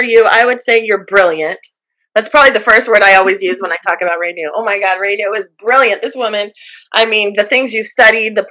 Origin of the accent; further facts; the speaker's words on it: Jacksonville, Florida, United States; moved away; also born or lived in Long Beach, California / Washington, D.C.; I grew up in Northern Florida, in Jacksonville, Florida